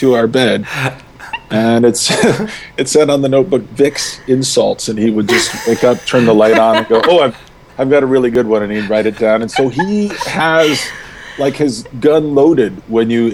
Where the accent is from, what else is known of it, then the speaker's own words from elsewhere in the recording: United States; now in British Columbia, Canada; as an American